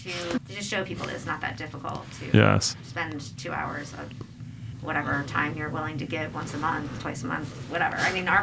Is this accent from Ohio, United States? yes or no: no; Voorhees, New Jersey, United States; also born or lived in Colorado; now in Philadelphia, United States; I am originally from Voorhees, New Jersey.